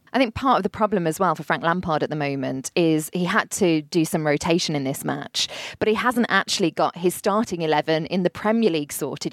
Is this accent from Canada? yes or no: no; Black Country, West Midlands, United Kingdom; I'm from the Black Country